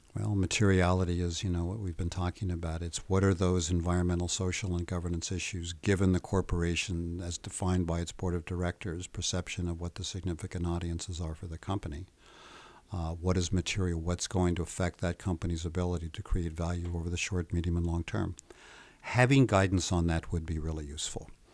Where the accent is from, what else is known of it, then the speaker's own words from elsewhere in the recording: United States; I'm American, so I'm not quite as shy and polite as the Swedes seem to be.